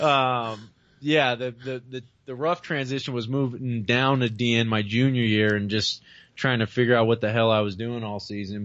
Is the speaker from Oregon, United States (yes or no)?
no; Bay Area, California, United States; I'm from the Bay Area